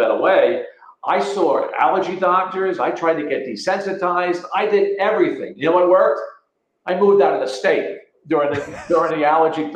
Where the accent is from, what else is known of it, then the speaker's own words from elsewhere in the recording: Connecticut, United States; moved away as an adult; now in Florida, United States; I'm speaking from Florida now and not from my, you know, state of Connecticut, is that I lived in the Connecticut Valley